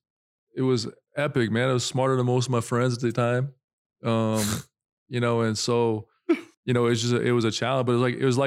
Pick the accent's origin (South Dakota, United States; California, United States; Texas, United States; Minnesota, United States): South Dakota, United States; I'm from South Dakota